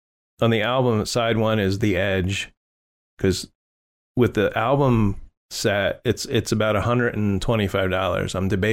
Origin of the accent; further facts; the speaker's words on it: Ireland; And being Irish, I think that's great.